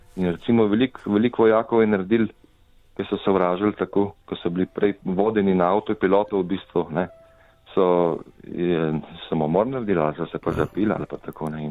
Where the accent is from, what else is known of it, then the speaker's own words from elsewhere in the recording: Slovenia; vsi smo Slovenci